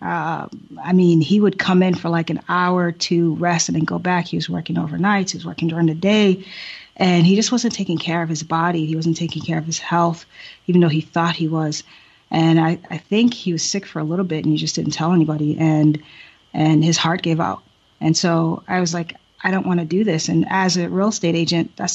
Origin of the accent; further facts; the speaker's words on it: Boston, Massachusetts, United States; moved away as an adult; also born or lived in Haiti / Silver Spring, Maryland; now in Thailand; I grew up in Boston